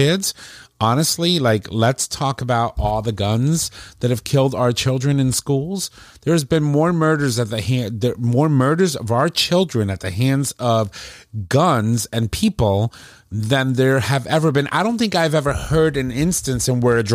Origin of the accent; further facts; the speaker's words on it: New Haven, Connecticut, United States; I was born in New Haven